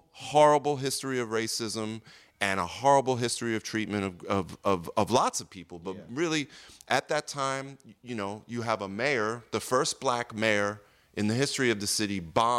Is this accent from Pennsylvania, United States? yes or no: yes; outside of Philadelphia, Pennsylvania, United States; my, like, very sort of, you know, Jewish and black neighborhood that I grew up in outside of Philly